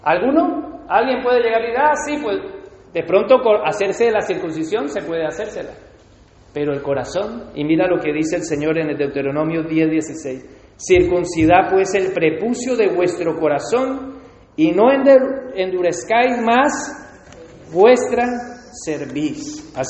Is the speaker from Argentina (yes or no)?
no; Spain; cuando somos españoles, sacamos la foto, ponemos la bandera de España, todo orgulloso.